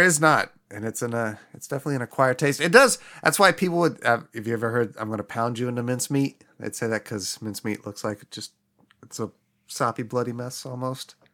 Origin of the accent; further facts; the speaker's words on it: Midwest, United States; growing up in the Midwest with incredibly white family members